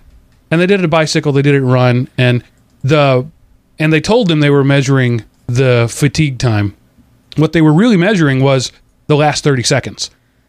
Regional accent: United States; as an American

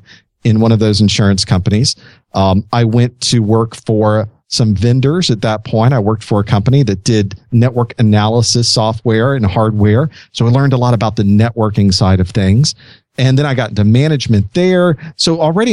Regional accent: Florida, United States; I grew up in Florida.

